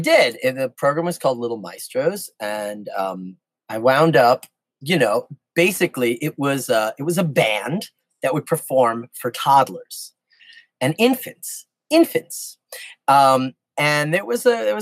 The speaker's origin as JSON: {"language": "English", "town": "New York City", "region": "New York", "country": "United States", "tie": "born or raised there", "said": "I grew up in New York City, in the Bronx"}